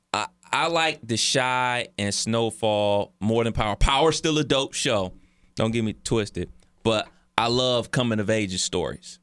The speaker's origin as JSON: {"language": "English", "town": "Cleveland", "region": "Ohio", "country": "United States", "tie": "born or raised there", "said": "as a kid growing up in Cleveland in the, uh, late eighties, early nineties"}